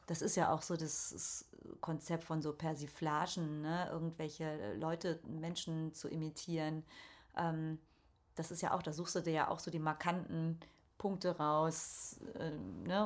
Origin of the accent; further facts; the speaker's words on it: Ruhr area, North Rhine-Westphalia, Germany; Ich komme ja eigentlich aus dem Ruhrgebiet